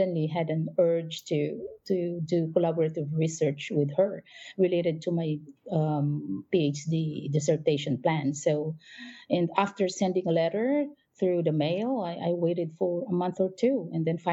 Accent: Philippines; moved away as an adult; now in Japan; I'm from the Philippines

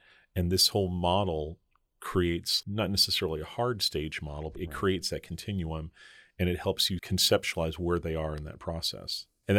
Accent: New York, United States; moved away; I grew up in New York myself, not too far from Boston where you were.

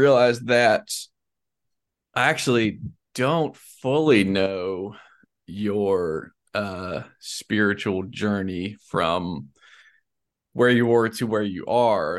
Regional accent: Decatur, Georgia, United States; now in Louisiana, United States; I was born in Decatur

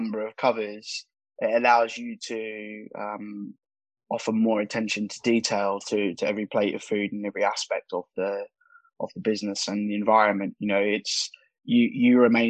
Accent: Australia; moved away as an adult; now in London, United Kingdom; growing up in Australia

